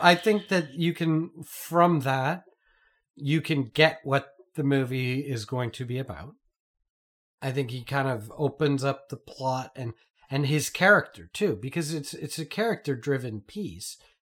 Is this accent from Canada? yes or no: yes; Canada; as a Canadian